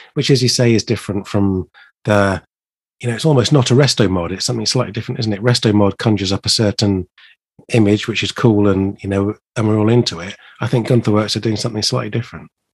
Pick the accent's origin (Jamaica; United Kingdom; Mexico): United Kingdom; as a British car enthusiast